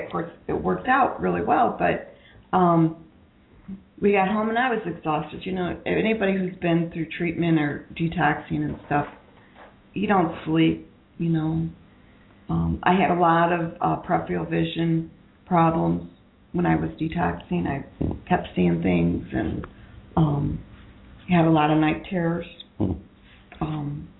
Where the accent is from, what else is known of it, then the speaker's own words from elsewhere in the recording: Ohio, United States; moved away; I'm from Ohio